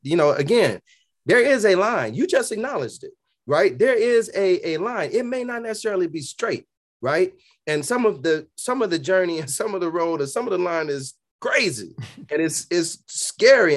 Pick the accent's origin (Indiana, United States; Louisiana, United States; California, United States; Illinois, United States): Illinois, United States; Chicago; born and raised on Berean, at Berean Baptist Church on the south side of Chicago